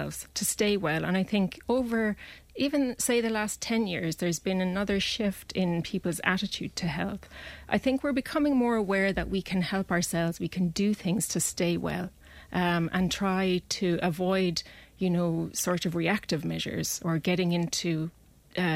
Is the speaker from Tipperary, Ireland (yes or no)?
yes; close to Clonmel, Tipperary, Ireland; also born or lived in Dublin; now in Clonmel, Ireland; we moved from Dublin, and I grew up close to Clonmel